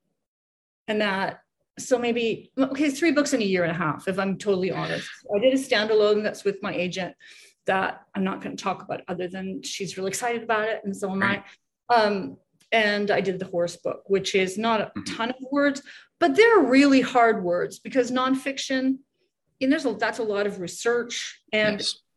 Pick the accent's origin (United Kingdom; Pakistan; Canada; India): Canada; now in United States; I'm Canadian